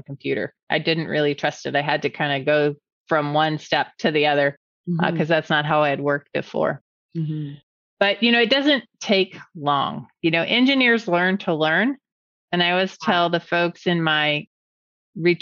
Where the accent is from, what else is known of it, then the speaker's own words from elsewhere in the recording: California, United States; moved away as an adult; also born or lived in Cincinnati, Ohio; I was from California